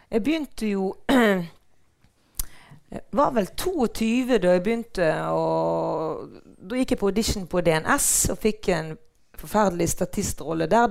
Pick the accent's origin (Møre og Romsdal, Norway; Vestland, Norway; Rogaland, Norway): Vestland, Norway; Bergen; also born or lived in Mathopen; Jeg er fra Brinken